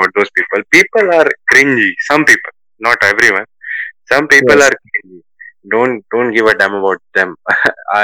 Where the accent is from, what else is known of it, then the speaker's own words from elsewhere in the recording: Hindi belt of India, India; Hindi is like because I'm from Hindi belt of India, and English is because I'm from India